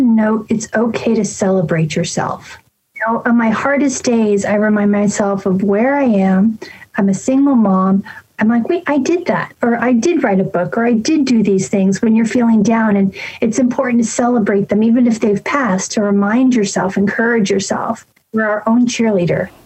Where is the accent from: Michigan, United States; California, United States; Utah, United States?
California, United States; San Francisco; moved away; I'm from San Francisco